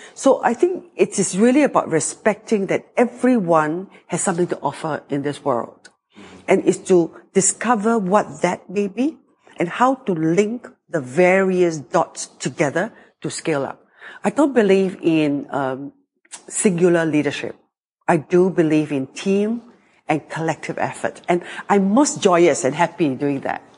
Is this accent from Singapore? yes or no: yes; Singapore; also born or lived in France; I grew up in Singapore, which is 700,000 people.